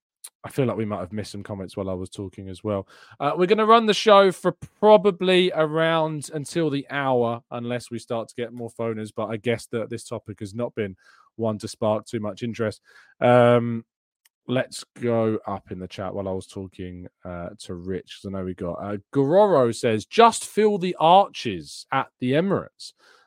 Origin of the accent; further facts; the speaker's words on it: Canada; I got a ticket to the Fulham match on my birthday last year when I came over from Canada.